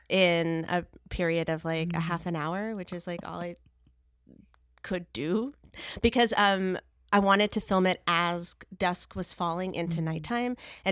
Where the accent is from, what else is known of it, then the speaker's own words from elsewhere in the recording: Cyprus; because surprise, surprise, hello, I am from Cyprus. Yes. I am a Greek person.